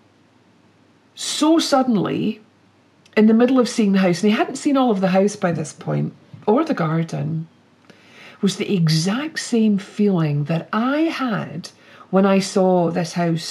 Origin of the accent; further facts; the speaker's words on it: Glasgow, Scotland, United Kingdom; also born or lived in Edinburgh; even though I was brought up in Glasgow, Edinburgh feels more like home, because we brought our three girls up in Edinburgh and we lived there for over 16 years.